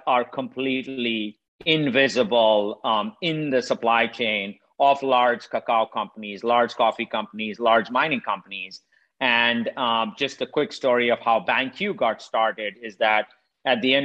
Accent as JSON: {"language": "English", "country": "India", "tie": "born or raised there", "moved": "as an adult", "lives_now": "United States", "said": "I'm originally from India. I grew up poor in India. I left almost 30 years ago, came to the United States about 25 years ago."}